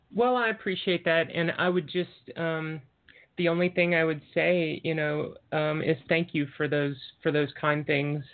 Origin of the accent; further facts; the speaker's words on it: the South, United States; moved away as an adult; I grew up in the South